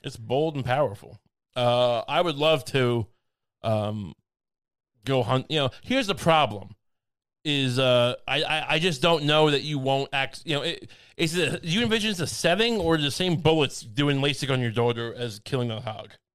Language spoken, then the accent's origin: English; United States; I'm just an American.